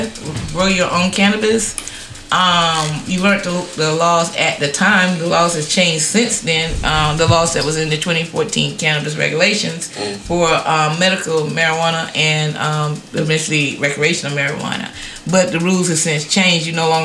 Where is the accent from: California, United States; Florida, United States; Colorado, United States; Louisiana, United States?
Colorado, United States; When I say I'm from Colorado, they taught me well.